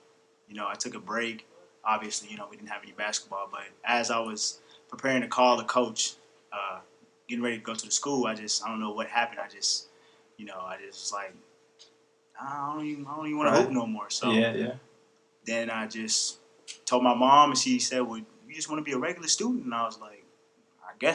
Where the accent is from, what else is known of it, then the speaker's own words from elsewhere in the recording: Louisville, Kentucky, United States; I'm from Louisville, Kentucky. I'm a fifth-year senior. Growing up in Louisville was just, I can't really describe how it was. I've never been nowhere else for real